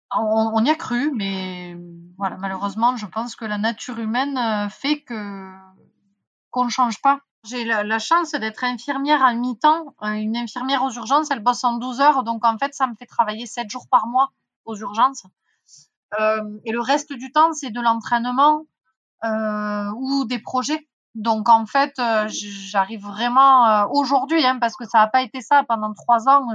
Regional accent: Font-Romeu, Occitania, France; J'ai grandi à Font-Romeu

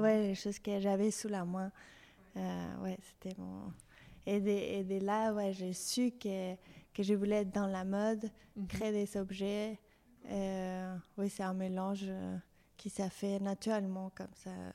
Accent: Mexico City, Mexico; French is a second language; moved away as an adult; now in France; je suis mexicaine. Je suis née au Mexico City et j'ai grandi là-bas.

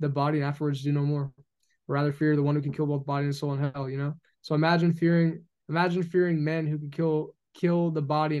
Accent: United States; I'm an American

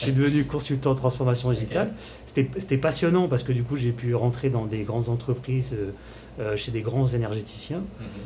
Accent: Paris, Île-de-France, France; moved away as an adult; je suis parisien, je suis arrivé il y a quelques mois au, au Fénois

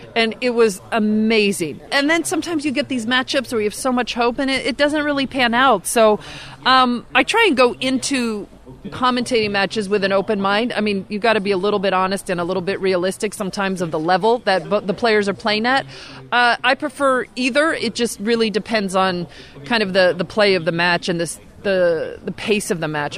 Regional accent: California, United States; I grew up in California.

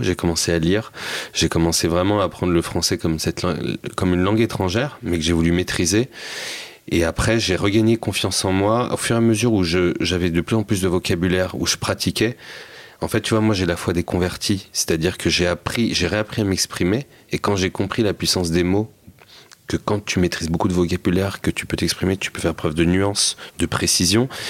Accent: Seine-Saint-Denis, Île-de-France, France; moi, je venais de Seine-Saint-Denis

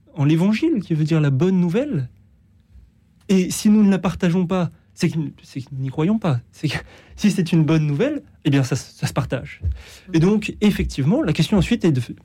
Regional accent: France; chez nous en France

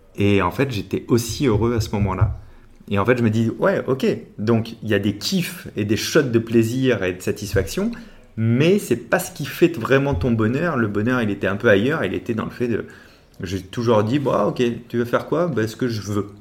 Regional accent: La Rochelle, Nouvelle-Aquitaine, France; now in Paris, France; je viens de La Rochelle et que j'habite depuis un peu trop longtemps à Paris

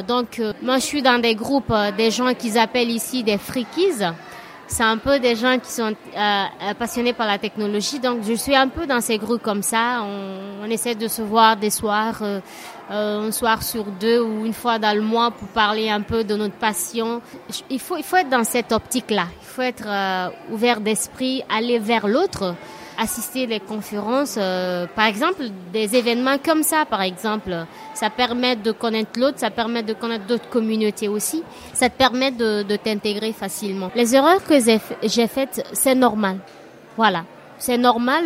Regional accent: Guinea; moved away as an adult; now in Barcelona, Spain; je suis de la Guinée

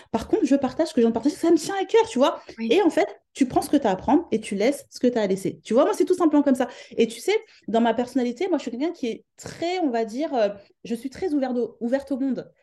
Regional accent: France; moved away as an adult; now in London, United Kingdom; je suis de France

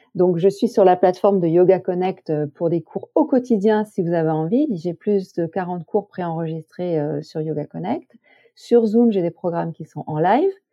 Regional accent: Corbières, Occitania, France; dans les collines de mon enfance, dans les Corbières

